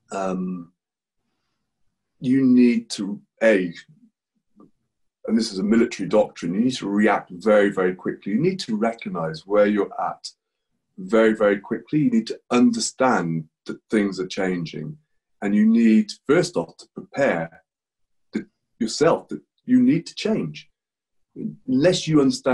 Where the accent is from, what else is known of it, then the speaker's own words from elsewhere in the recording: England, United Kingdom; moved away as an adult; now in Spain; I'm English.